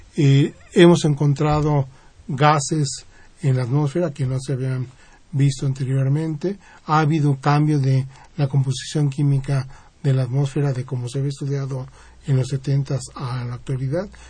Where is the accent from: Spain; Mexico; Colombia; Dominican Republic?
Mexico; Yo soy el único mexicano que participa en la misión